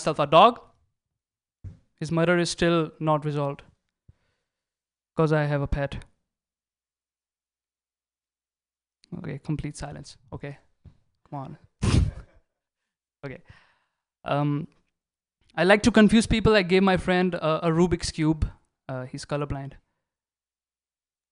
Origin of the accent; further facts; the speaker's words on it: India; now in United States; I'm from India